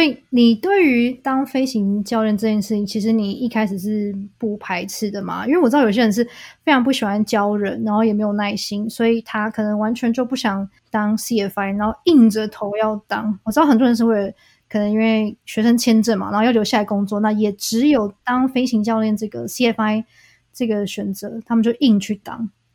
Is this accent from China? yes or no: no; Taiwan; 我们台湾人